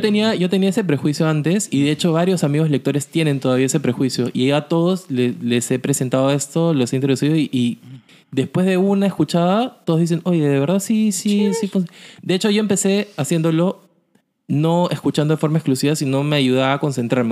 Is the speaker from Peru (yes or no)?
yes; Lima, Peru; como peruanos, como limeños